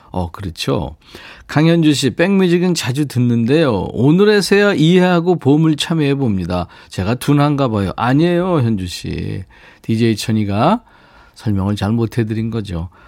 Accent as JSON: {"language": "Korean", "town": "Yeongju", "region": "North Gyeongsang", "country": "South Korea", "tie": "born or raised there", "said": "5261님도 저도 고향이 영주예요."}